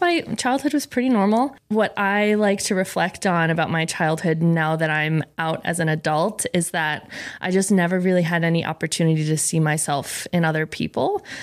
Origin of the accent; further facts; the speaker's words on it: Rhode Island, United States; Rhode Island. Um, I came from a very Italian family